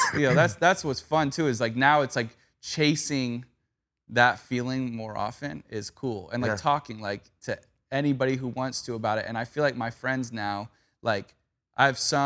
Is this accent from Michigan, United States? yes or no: no; Valencia, California, United States; born or raised there